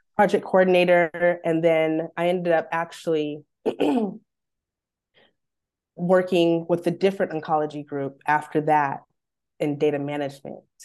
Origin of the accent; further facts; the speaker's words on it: Bakersfield, California, United States; moved away as an adult; also born or lived in Los Angeles; I'm born and raised in Bakersfield